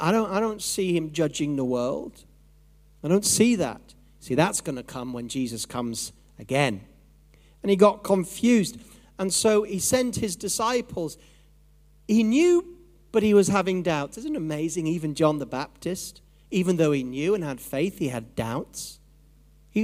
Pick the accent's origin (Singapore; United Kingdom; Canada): United Kingdom; Yorkshire and the Humber; I'm from Yorkshire, so I can say this about my own people